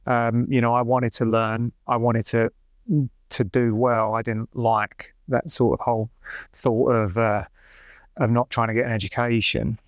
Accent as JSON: {"language": "English", "region": "London", "country": "United Kingdom", "tie": "born or raised there", "said": "I grew up in North East London"}